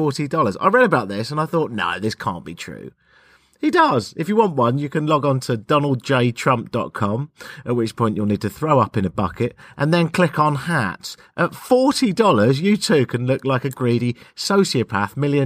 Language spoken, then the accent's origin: English; United Kingdom; I'm British, Canadian